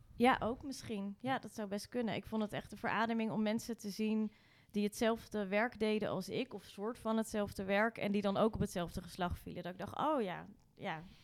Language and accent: Dutch; Rotterdam, South Holland, Netherlands; also born or lived in Nieuwerkerk aan den IJssel; ik ben geboren in het Eudokia ziekenhuis